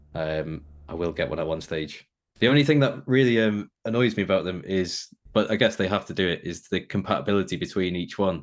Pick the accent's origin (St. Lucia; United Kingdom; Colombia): United Kingdom; Preston, North West England; I grew up in in Preston in Lancashire